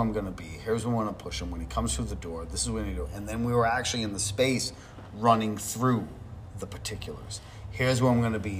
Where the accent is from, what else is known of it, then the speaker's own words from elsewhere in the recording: Manchester, New Hampshire, United States; I'm from Manchester.